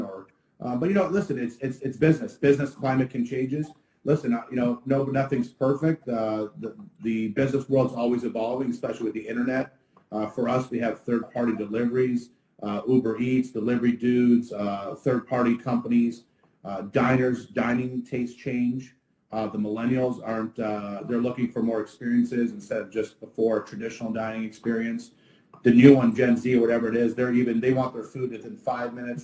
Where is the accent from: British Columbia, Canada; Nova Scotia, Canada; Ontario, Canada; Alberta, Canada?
Ontario, Canada; Ottawa; now in Fort Lauderdale, United States; I'm actually originally from Ottawa, Canada, and uh, now we're here in the Sunshine State.